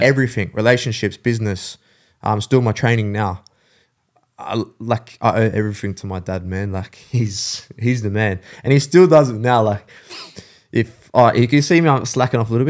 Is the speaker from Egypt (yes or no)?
no; St Marys, New South Wales, Australia; also born or lived in England; I grew up in Saint Mary's